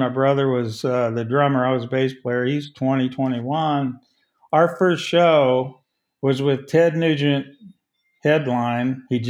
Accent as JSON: {"language": "English", "town": "Liberty", "region": "Missouri", "country": "United States", "said": "We're not. We're from Liberty. We're from Kansas City only."}